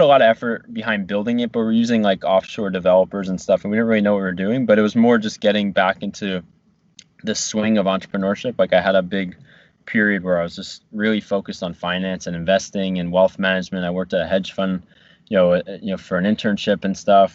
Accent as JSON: {"language": "English", "region": "New Jersey", "country": "United States", "tie": "born or raised there", "also_born_or_lived": "Virginia", "moved": "as an adult", "said": "getting out of like New Jersey and my hometown and going to Virginia"}